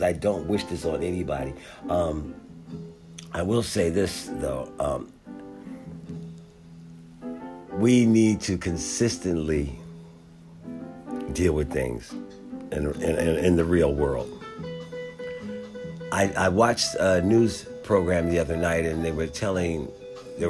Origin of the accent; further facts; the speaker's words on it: Philadelphia, Pennsylvania, United States; also born or lived in San Diego, California; now in Washington, D.C., United States; Growing up in Philadelphia